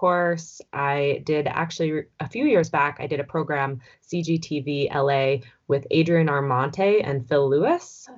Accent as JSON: {"language": "English", "area": "Vancouver Island", "region": "British Columbia", "country": "Canada", "tie": "born or raised there", "said": "Yeah, so I grew up on Vancouver Island, so somewhat close to Vancouver."}